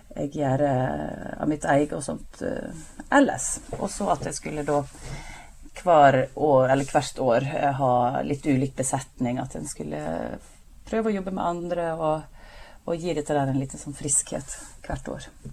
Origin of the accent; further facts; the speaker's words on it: Breim, Vestland, Norway; moved away; heimplassen min Breim i Nordfjord.